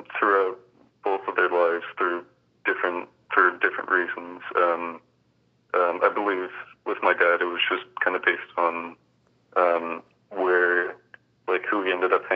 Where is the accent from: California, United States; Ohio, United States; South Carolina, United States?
South Carolina, United States; Charleston; moved away as an adult; now in Chicago, United States; I originally grew up in Charleston, South Carolina, which is it's right on the coast